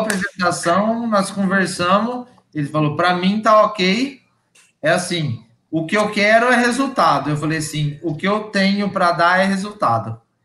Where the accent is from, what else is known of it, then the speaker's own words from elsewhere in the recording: Bebedouro, São Paulo, Brazil; eu sou do interior de São Paulo, aqui de Bebedouro